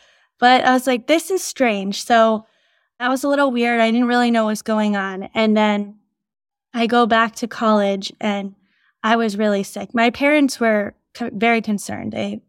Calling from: New York City, New York, United States; From New York City today.

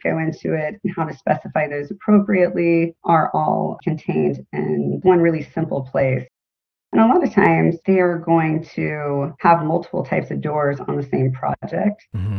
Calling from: Florida, United States; I am kind of in between Sarasota and St. Petersburg, Florida. So I'm on the Gulf Coast of Florida.

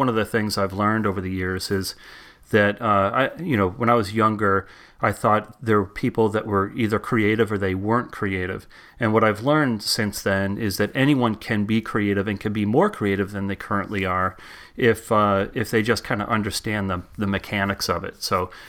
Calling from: Hamilton, Massachusetts, United States; I am in the North Shore of Boston, where it's raining cats and dogs right now, in a little town called Hamilton.

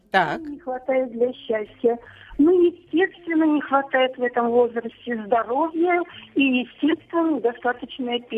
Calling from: Volgograd, Volgograd Oblast, Russia; Здравствуйте, я из Волгограда пенсионера, 10 лет я на пенсии.

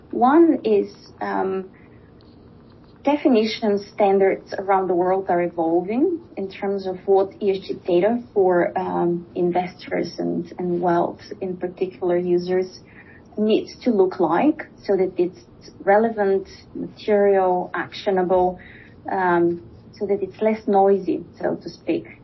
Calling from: Switzerland; I'm uh, joining today from Switzerland.

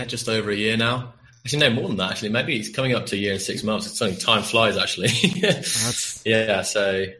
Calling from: Prague, Czechia; Yeah, we are calling from Prague here in Czech Republic.

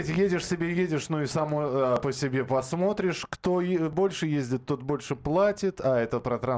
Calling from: Krasnoyarsk, Krasnoyarsk Krai, Russia; А, здравствуйте, я из Красноярска.

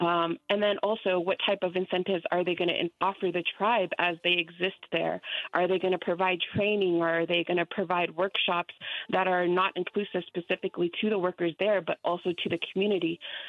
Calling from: Albuquerque, New Mexico, United States; I'm calling from Albuquerque.

